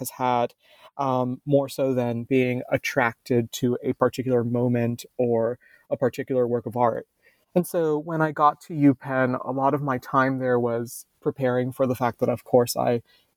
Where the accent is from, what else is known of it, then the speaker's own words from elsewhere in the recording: Miami, Florida, United States; So I was raised in Miami, Florida, basically in the Everglades